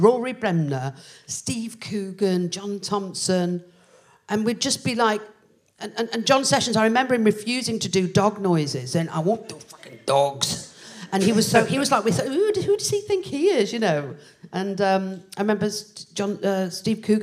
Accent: Liverpool, North West England, United Kingdom; I'm from originally from Liverpool

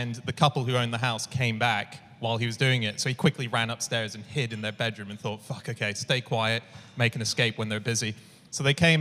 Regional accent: Hong Kong; moved away; I grew up in Hong Kong

